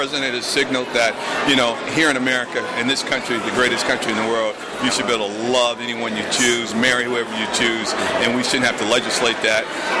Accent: Gardena, California, United States; also born or lived in Texas; I was born in Texas, but I've grown up in California all my life. Grew up in Gardena.

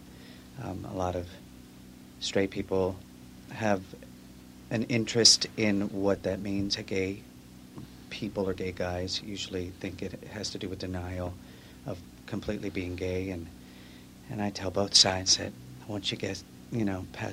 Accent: New York, United States; now in California, United States; I am originally from New York, but reside in California as well.

